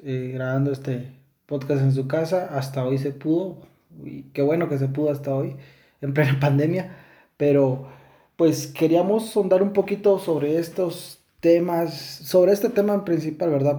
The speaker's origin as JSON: {"language": "Spanish", "country": "Guatemala", "said": "nosotros somos de Guatemala"}